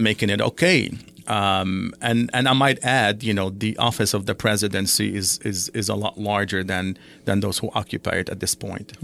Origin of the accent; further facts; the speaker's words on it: Lebanon; now in United States; my father is, uh, Palestinian, my mother is Syrian, I was born in Lebanon.